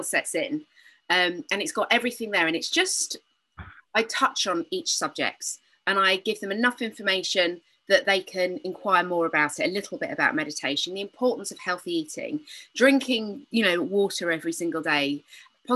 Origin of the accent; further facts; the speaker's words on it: United Kingdom; moved away; I am British. I know if you think I'm speaking funny